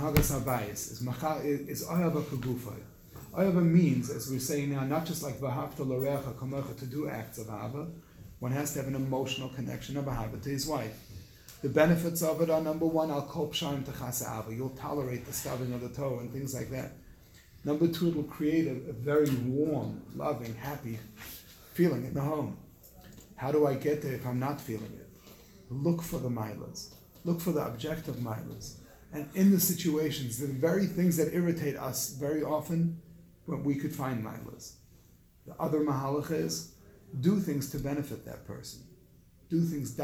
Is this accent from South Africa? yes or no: yes; South Africa; moved away; I grew up in South Africa in a third world country